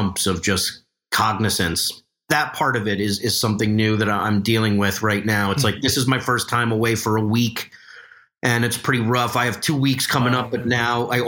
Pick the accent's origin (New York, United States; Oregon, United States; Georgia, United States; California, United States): New York, United States; I'm from New York